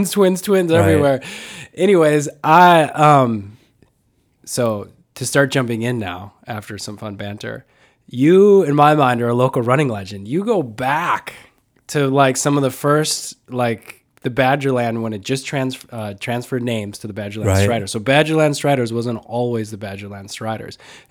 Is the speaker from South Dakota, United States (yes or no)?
no; Hales Corners, Wisconsin, United States; In my hometown of Hales Corners.